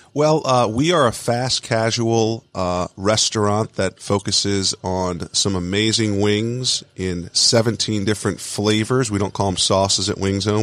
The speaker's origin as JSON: {"language": "English", "area": "Long Island", "region": "New York", "country": "United States", "tie": "born or raised there", "said": "I grew up in Long Island, New York, but had, uh, have a lot of family in upstate New York in Buffalo"}